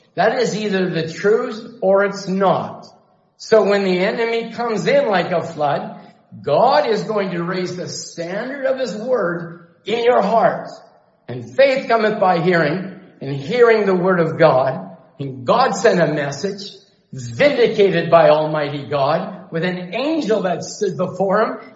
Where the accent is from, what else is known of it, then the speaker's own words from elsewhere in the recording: Chilliwack, British Columbia, Canada; I grew up in Chilliwack.